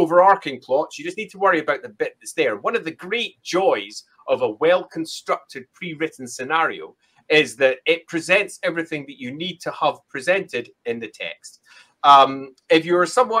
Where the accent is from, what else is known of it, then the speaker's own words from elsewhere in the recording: Scotland, United Kingdom; I'm Scottish.